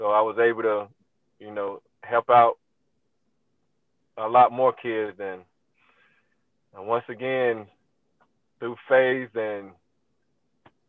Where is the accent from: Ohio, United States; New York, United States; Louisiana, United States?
Ohio, United States; Cleveland; I'm from Cleveland. We was brought up, you know, cutting wood, cutting grass, and all that type of stuff